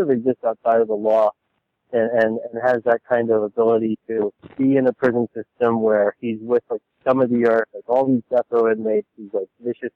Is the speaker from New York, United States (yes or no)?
yes; New York, United States; moved away; I'm originally from New York, so 9/11 was like a huge event in my life. I was a senior in high school at the time